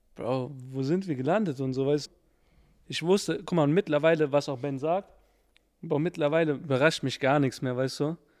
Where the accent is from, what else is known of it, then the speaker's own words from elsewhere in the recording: Frankfurt, Hesse, Germany; ich bin Frankfurter